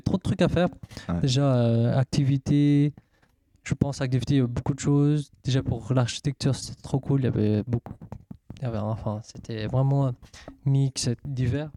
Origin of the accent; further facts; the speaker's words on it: Switzerland; je suis suisse